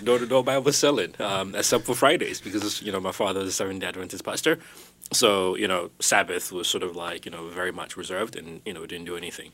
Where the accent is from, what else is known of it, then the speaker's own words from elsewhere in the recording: Ghana; I was born in Ghana, um, West, West Africa. Uh, both my parents are from there.